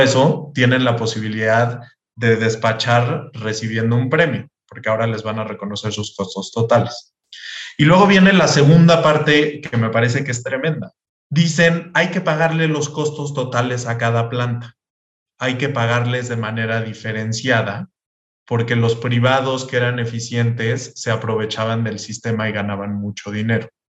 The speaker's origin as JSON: {"language": "Spanish", "country": "Mexico", "said": "los mexicanos no vemos los movimientos en tiempo real"}